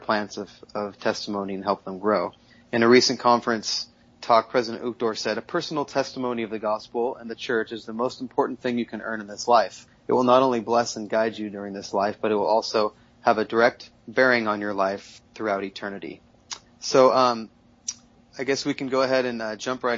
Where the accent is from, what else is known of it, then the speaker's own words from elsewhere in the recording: Southern California, United States; also born or lived in Mexico City; I grew up in Southern California